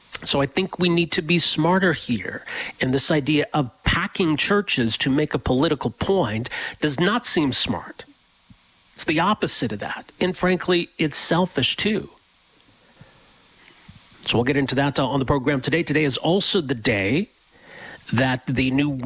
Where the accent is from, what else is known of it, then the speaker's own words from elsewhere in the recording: Edmonton, Alberta, Canada; moved away as an adult; now in Calgary, Canada; I grew up in Edmonton